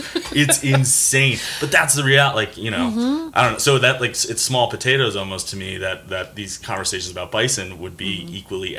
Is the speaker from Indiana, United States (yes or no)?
no; New York City, New York, United States; moved away; also born or lived in Connecticut / New Hampshire; I'm from New York City originally, and then lived in Connecticut, New Hampshire.